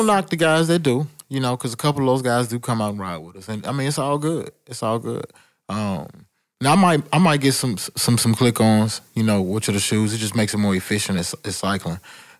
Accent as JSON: {"language": "English", "town": "Atlanta", "region": "Georgia", "country": "United States", "said": "only thing I had to do was say I'm from Atlanta, and people were just so interested in knowing what was going on, as opposed to probably in middle school, you were like, I'm from Atlanta"}